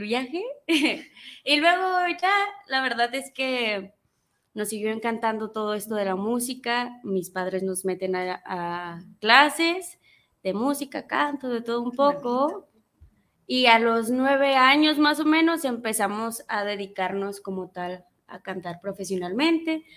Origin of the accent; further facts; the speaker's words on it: Teocaltiche, Jalisco, Mexico; a los seis años fue mi primera presentación al público con un mariachi en, en mi pueblo hermoso Teocaltiche, Jalisco.